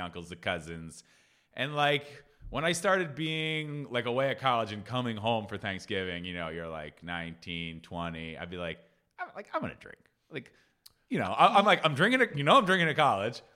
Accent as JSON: {"language": "English", "region": "Northeast", "country": "United States", "accent": "Northeast", "said": "my Northeast accent"}